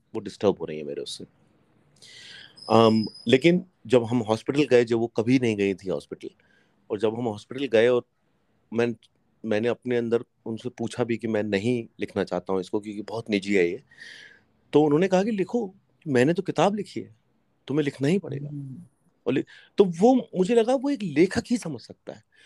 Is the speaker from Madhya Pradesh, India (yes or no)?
yes; Hoshangabad, Madhya Pradesh, India; also born or lived in Kashmir; मैं होशंगाबाद में पला बड़ा हूँ कश्मीर में पैदा हुआ हूँ